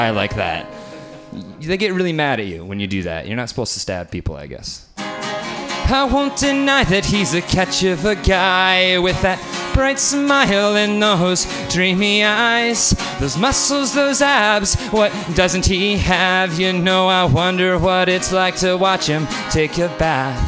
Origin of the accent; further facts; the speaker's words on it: Syracuse, New York, United States; moved away; also born or lived in Boston; I grew up in Syracuse, New York